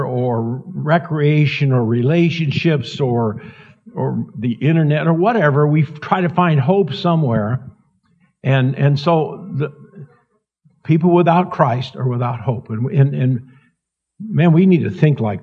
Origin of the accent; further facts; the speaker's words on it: Montana, United States; I'm in Northern Idaho, and I'm from Montana